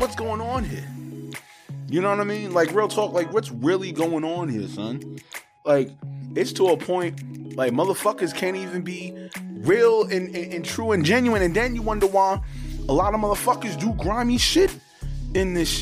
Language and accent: English; New York City, New York, United States; also born or lived in Harlem, New York / Laurelton, Queens, New York; I'm from Harlem. I'm from fucking Laurelton, Queens, New York.